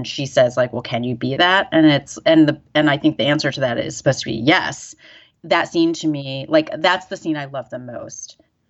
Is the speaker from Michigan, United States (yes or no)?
yes; Detroit, Michigan, United States; growing up in the Detroit area.